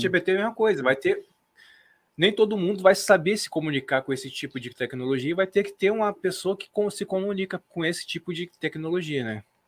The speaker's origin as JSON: {"language": "Portuguese", "country": "Brazil", "said": "nós como brasileiros"}